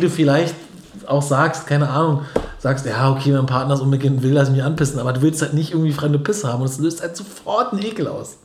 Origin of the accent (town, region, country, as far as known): Berlin, Germany